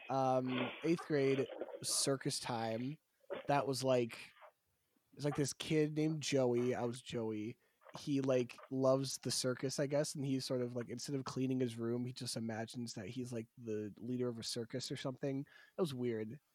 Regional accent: around the Shawnee Playhouse, Pennsylvania, United States; the Shawnee Playhouse, which is the local theater around my hometown

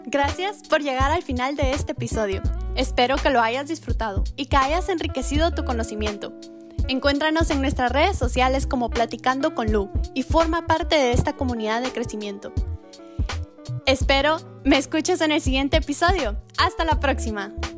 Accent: Guatemala; now in Taiwan; Soy una guatemalteca que se encuentra actualmente viviendo, estudiando y trabajando en Taiwán.

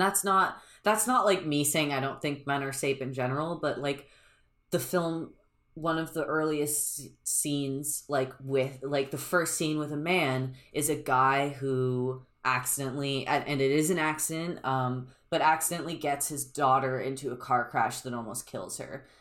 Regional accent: United States; I'm an American

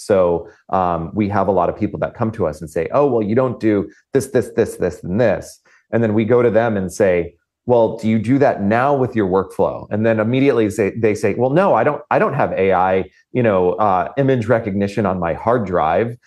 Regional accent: Florida, United States; I come from Florida, and um, I I've witnessed countless hurricanes in my lifetime

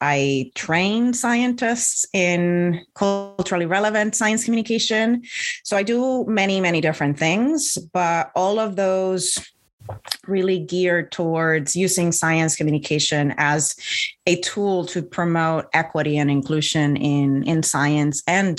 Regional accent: Puerto Rico; moved away as an adult; now in California, United States; I was born and raised in Puerto Rico

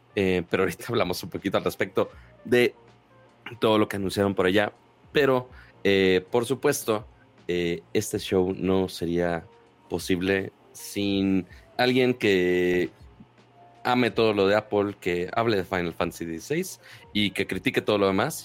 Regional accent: Monterrey, Nuevo León, Mexico; uno como regio codo

